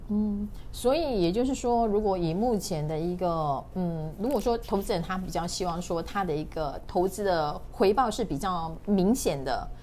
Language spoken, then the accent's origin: Chinese; Taiwan; 我们台湾人